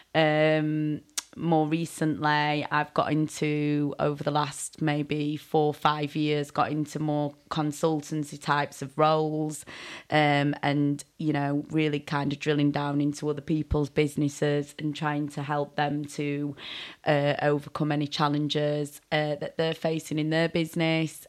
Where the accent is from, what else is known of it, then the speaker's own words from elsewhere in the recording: Sheffield, Yorkshire and the Humber, United Kingdom; now in Bristol, United Kingdom; I didn't live in Bristol then, I was from Sheffield